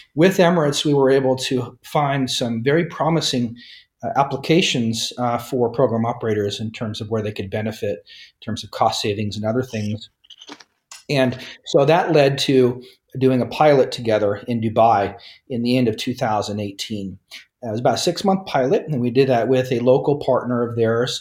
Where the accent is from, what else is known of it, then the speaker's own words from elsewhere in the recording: Nebraska, United States; moved away as an adult; also born or lived in New York / Japan; I'm originally from Nebraska in the United States, grew up there